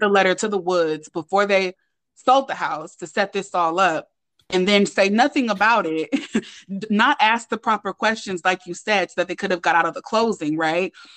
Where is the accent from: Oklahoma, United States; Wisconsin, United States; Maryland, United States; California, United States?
California, United States; Oakland; I'm from Oakland